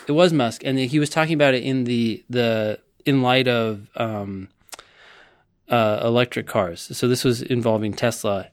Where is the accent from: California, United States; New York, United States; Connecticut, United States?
California, United States; Palo Alto; I grew up in Palo Alto, California